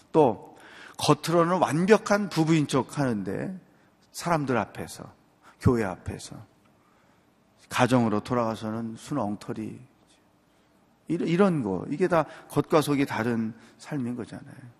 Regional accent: Chungcheong, South Korea; 저는 충청도 사람인데

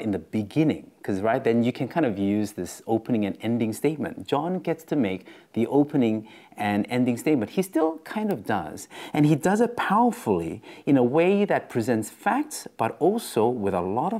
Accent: Australia; accent: Australian; my Australian accent

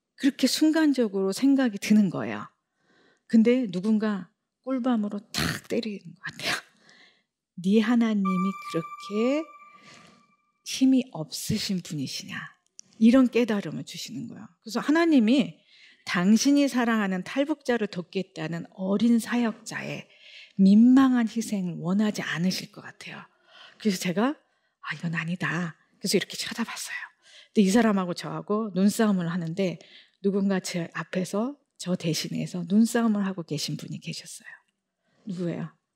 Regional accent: Seoul, South Korea; 빈민촌에서 나고 자랐다

